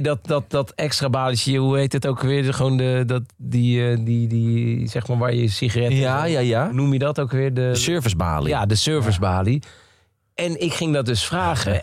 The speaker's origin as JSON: {"language": "Dutch", "country": "Netherlands", "tie": "born or raised there", "said": "in Beeldhoven, waar ik opgroeide"}